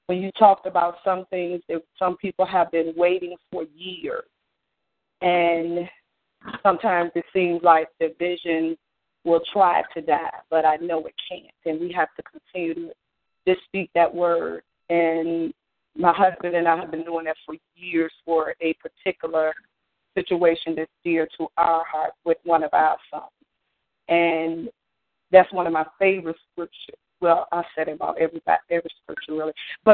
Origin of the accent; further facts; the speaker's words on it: Richmond, Virginia, United States; I'm from Richmond, Virginia.